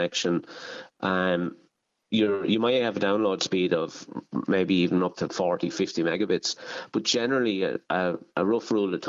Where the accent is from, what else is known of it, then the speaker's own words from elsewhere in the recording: Ireland; Kyle Nearn GAA club, which is my hometown club